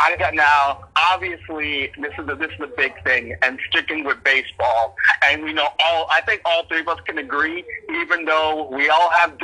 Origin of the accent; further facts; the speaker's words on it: New York City, New York, United States; I'm a New Yorker.